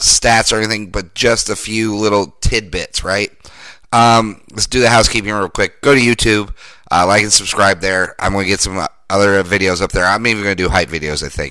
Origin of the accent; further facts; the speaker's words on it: Denver, Colorado, United States; I grew up in Denver, Colorado.